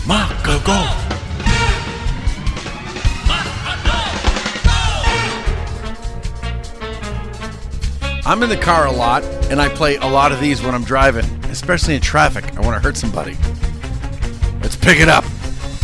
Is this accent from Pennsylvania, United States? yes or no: no; Boston, Massachusetts, United States; I'm from Boston